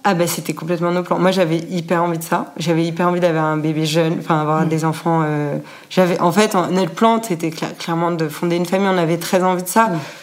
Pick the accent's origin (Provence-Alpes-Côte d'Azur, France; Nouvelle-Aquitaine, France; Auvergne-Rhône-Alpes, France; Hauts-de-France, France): Auvergne-Rhône-Alpes, France; Annecy; also born or lived in Paris / Bucharest / Rio de Janeiro / Mexico City; now in London, United Kingdom; je, suis originaire d'Annecy, j'ai grandi à Annecy